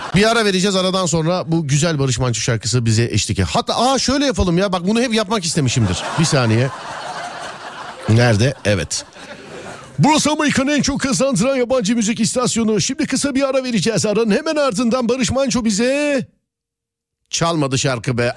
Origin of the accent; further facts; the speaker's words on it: Istanbul, Turkey; Ben İstanbulluyum